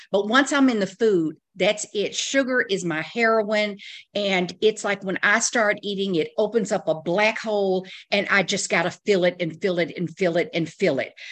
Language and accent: English; the South, United States; I was raised in the South